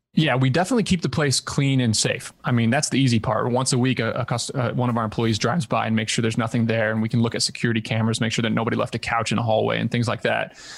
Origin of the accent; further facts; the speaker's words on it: Southern Indiana, United States; moved away as an adult; also born or lived in Ithaca, New York; grew up in Southern Indiana